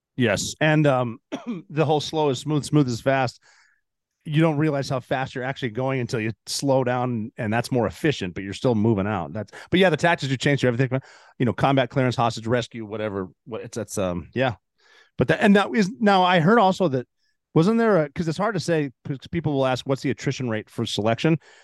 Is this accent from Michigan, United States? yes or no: no; Montana, United States; moved away; I'm from Montana.